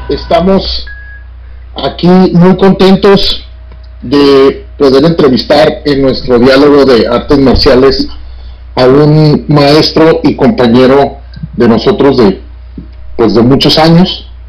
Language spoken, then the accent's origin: Spanish; Mexico City, Mexico; now in Tijuana, Mexico; radico en Tijuana, soy de la Ciudad de México y radico aquí en Tijuana, yo soy más tijuanense que, que capitalino, ¿verdad?